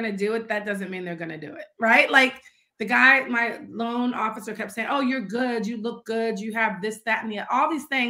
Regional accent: St. Louis, Missouri, United States; moved away; also born or lived in Washington, District of Columbia, United States; I was from St. Louis, but I didn't live there

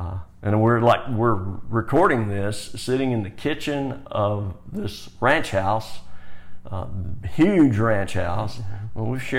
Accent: Alabama, United States; I was born in Alabama. I'm a Southerner by birth, but I'm a Westerner at heart.

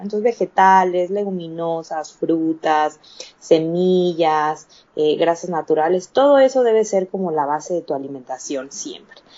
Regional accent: Chiapas, Mexico; also born or lived in Canada; now in Mexico City, Mexico; Soy mexicana, vivo en Ciudad de México, pero soy de, de, Chiapas

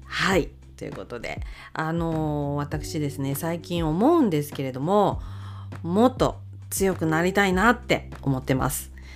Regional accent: Akita, Japan; 私は秋田生まれでございまして

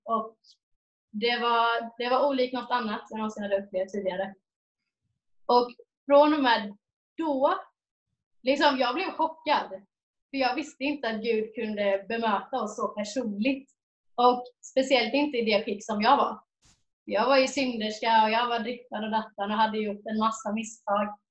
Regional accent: Jönköping, Jönköping County, Sweden; moved away as an adult; now in Mariestad, Sweden; jag kommer från Jönköping, har bott där i 18 år, men bor i Mariestad sedan fyra år tillbaks.

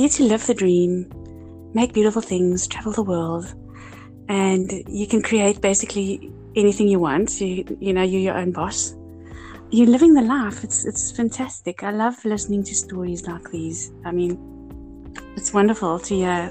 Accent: South Africa; I'm South African, as you know, born in Africa.

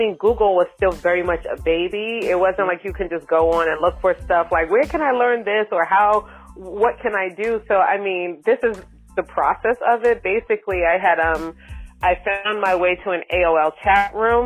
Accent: Boston, Massachusetts, United States; moved away; also born or lived in New York / Bay Area; I'm from Boston, Massachusetts, and I lived in New York for a significant part of my life

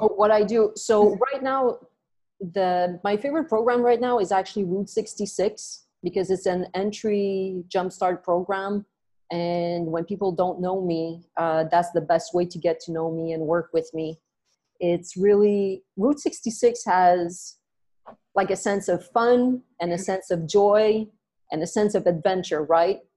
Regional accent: Montreal, Quebec, Canada; moved away as an adult; now in Vancouver, Canada; I was born and raised in Montreal, in Canada

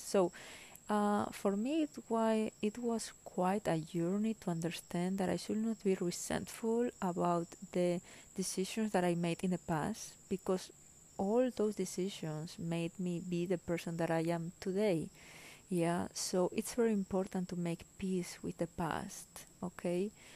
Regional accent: Spain; English is a second language; moved away as an adult; also born or lived in Germany; I am originally from Spain

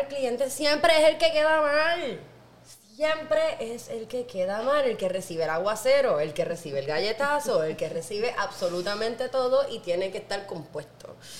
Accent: Naranjito, Puerto Rico; Y no solo soy una jíbara de Puerto Rico, no, yo no soy de San Juan, yo soy de Naranjito

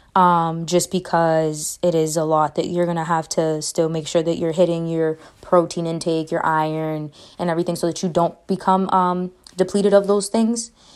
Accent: Boston, Massachusetts, United States; I'm from Boston, Mass.

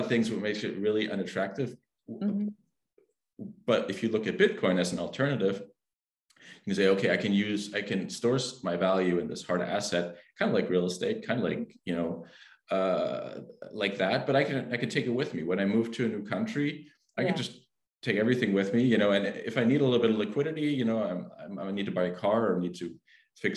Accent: Germany; I'm from Germany

